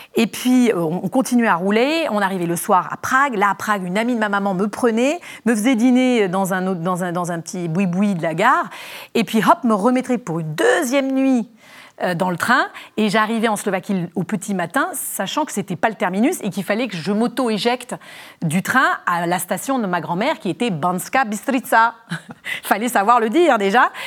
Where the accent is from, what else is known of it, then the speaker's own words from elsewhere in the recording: Légion d'honneur boarding school, Île-de-France, France; also born or lived in Dordogne; j'ai grandi à la Légion d'honneur dans, une pension de filles